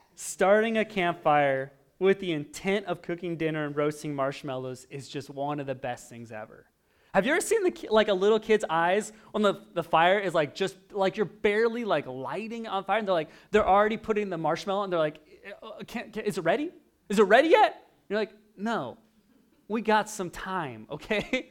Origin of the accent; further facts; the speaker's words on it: Oregon, United States; moved away; I grew up in Oregon